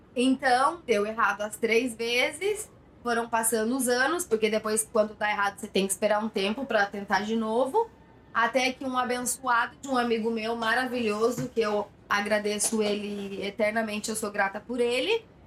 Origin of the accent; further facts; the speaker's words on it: Jacareí, São Paulo, Brazil; moved away as an adult; now in Barcelona, Spain; Sou de Jacareí